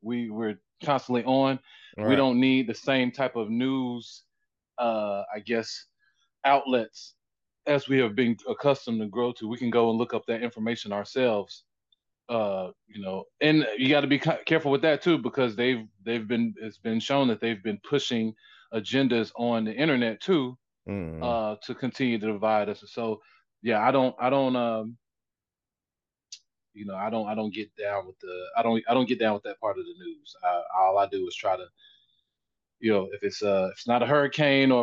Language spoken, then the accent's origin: English; Florida, United States; I'm from Florida